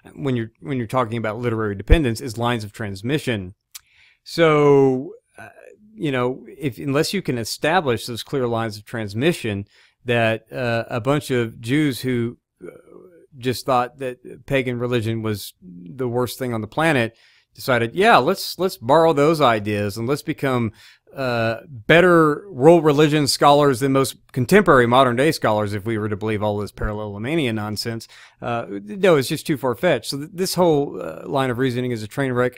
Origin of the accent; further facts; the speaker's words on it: Arkansas, United States; I'm from Arkansas